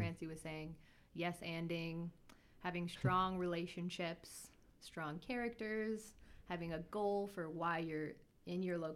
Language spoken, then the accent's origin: English; Chicago suburbs, Illinois, United States; moved away; also born or lived in Nebraska; I'm from the Chicago suburbs